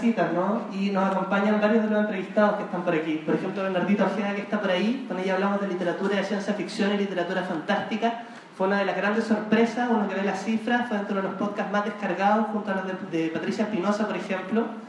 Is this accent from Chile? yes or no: yes; Chile; somos los chilenos